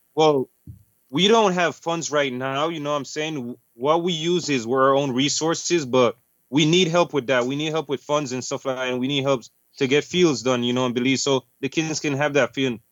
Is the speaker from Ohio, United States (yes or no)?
no; Chicago, Illinois, United States; moved away as an adult; I'm actually from Chicago too